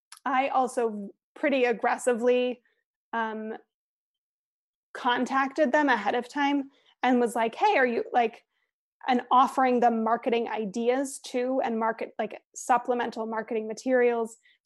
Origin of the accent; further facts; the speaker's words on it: Aspen, Colorado, United States; And then the only other place, in Aspen, my hometown, we also paid a rental fee